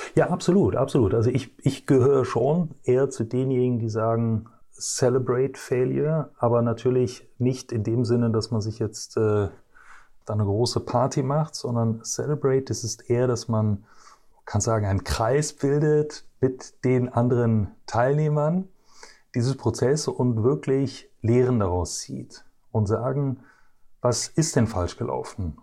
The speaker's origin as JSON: {"language": "German", "town": "Brussels", "region": "Brussels-Capital Region", "country": "Belgium", "tie": "born or raised there", "moved": "as an adult", "said": "ich bin äh, geboren und äh, aufgewachsen in Brüssel in äh, Belgien"}